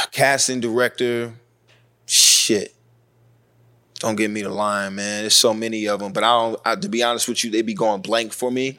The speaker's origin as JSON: {"language": "English", "region": "North Carolina", "country": "United States", "tie": "born or raised there", "said": "I grew up in North Carolina, and the part of North Carolina I grew up wasn't that political, wasn't that Southern"}